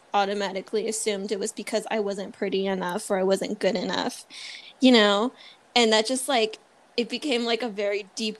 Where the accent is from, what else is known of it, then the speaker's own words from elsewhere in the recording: Philippines; the first thing they're going to see is that I'm Filipino and I look different.